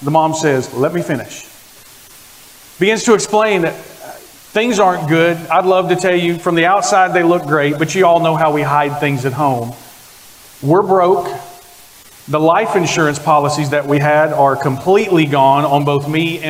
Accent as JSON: {"language": "English", "region": "Oklahoma", "country": "United States", "tie": "born or raised there", "also_born_or_lived": "Texas", "moved": "as an adult", "said": "I was born in Oklahoma, like that. Grew up in Oklahoma, spent most of my adult life in Texas"}